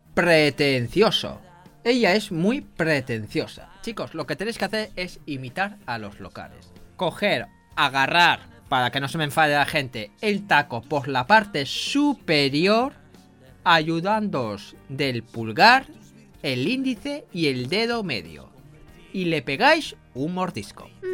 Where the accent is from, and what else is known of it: Spain